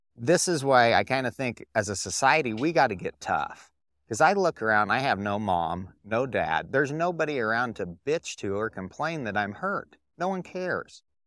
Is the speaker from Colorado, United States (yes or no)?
yes; Durango, Colorado, United States; I grew up in Durango, Colorado